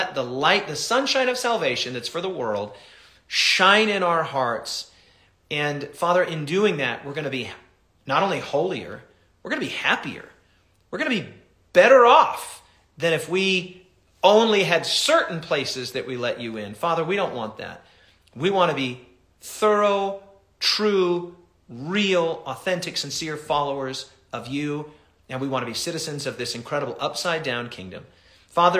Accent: United States; Yes, I'm an American and I'm happy to be an American

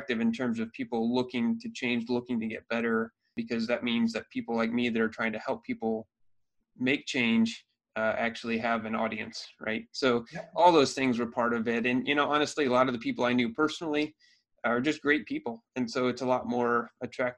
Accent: Iowa, United States; moved away as an adult; now in Michigan, United States; I grew up in Iowa.

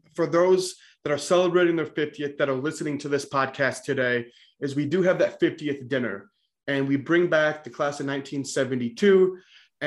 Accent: Westmoreland, New York, United States; also born or lived in Utica; my hometown high school in Westmoreland.

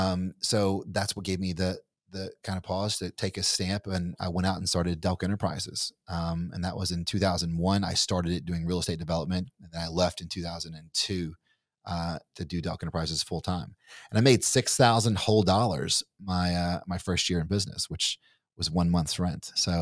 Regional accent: Kentucky, United States; so I'm from Kentucky. You're from Texas. You sound like you're from Texas. I don't sound like I'm from Kentucky.

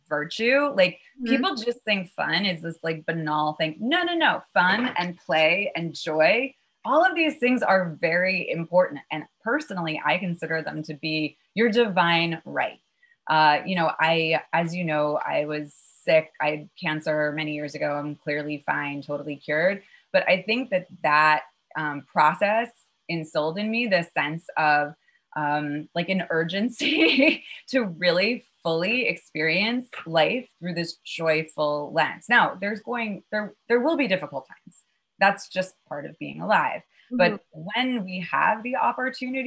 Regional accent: New York City, New York, United States; also born or lived in Chappaqua, New York; I had one parent up in Westchester in a town called

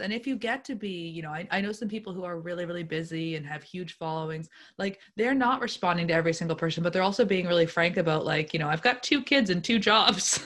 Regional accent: Lunenburg, Nova Scotia, Canada; I grew up in the South Shore, um, Lunenburg specifically.

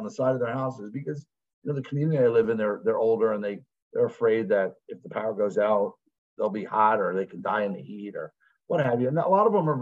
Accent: Florida, United States; also born or lived in New York; I moved to Florida when I was 7

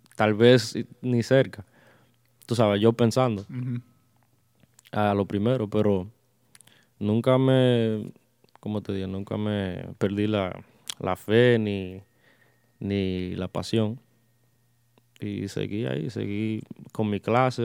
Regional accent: Lindenhurst, New York, United States; yo soy de Long Island, eh, Suffolk County. Si conocen Suffolk County, un pueblo llamado Lindenhurst, soy de allá. Eh, eso es cerca de Copec, que muchas personas conocen más. Eh, eh, toda mi vida he vivido allá y eh, aún sigo viviendo allá

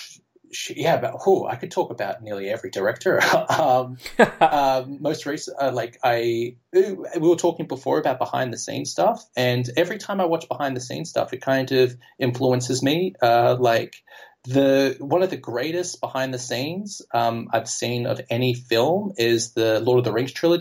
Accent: Australia; first language English; moved away as an adult; now in Amsterdam, Netherlands; as an Australian growing up with Heath Ledger in Australia

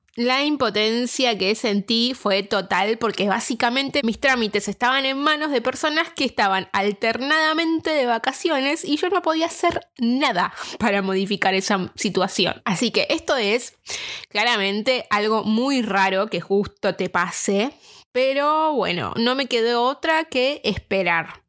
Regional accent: Argentina; now in Dublin, Ireland; una argentina viviendo en Dublín

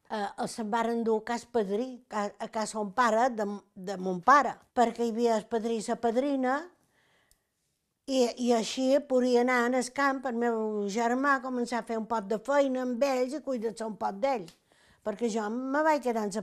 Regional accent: Capdepera, Balearic Islands, Spain; born there; i vaig néixer, a Cap de Pere, jo.

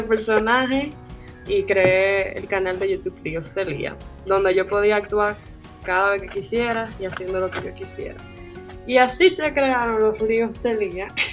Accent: Santiago de los Caballeros, Santiago, Dominican Republic; moved away as an adult; also born or lived in Santo Domingo; yo soy de Santiago, le dije que me iba para la capital

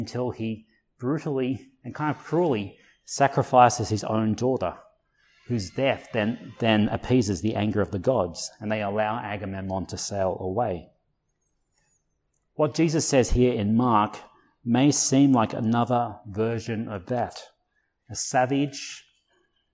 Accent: Blue Mountains, New South Wales, Australia; I grew up in the Blue Mountains

